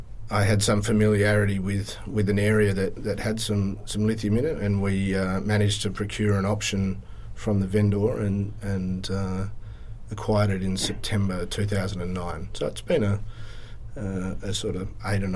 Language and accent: English; Kalgoorlie, Western Australia, Australia; Born and bred in Kalgoorlie.